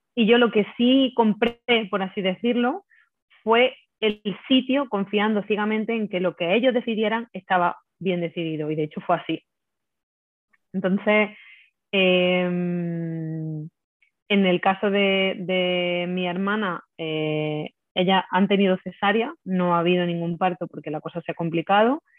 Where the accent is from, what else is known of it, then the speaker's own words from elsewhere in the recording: Lucena, Andalusia, Spain; moved away as an adult; now in Madrid, Spain; pues yo soy de, Lucena, de un pueblo de Córdoba, eh, aunque ahora mismo vivo en Madrid, me vine a Madrid hace unos años